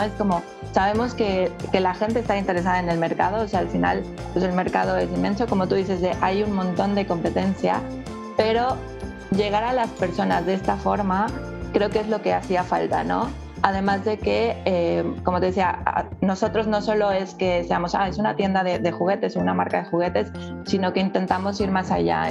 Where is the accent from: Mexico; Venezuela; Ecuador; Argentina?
Mexico; moved away as an adult; also born or lived in Mexico City; now in Barcelona, Spain; también soy mexicana